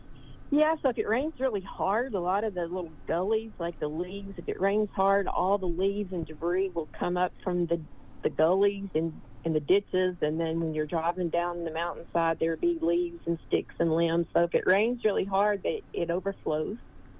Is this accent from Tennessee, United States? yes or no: yes; Tennessee, United States; I'm from East Tennessee.